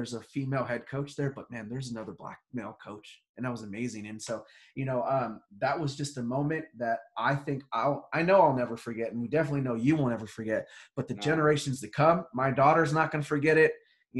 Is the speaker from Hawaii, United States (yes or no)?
yes; Hawaii, United States; Yes, I was raised in Hawaii.